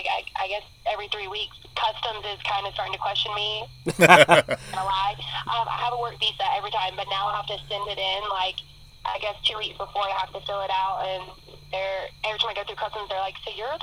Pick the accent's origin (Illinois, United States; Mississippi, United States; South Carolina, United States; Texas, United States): South Carolina, United States; now in Orlando, United States; originally I am from South Carolina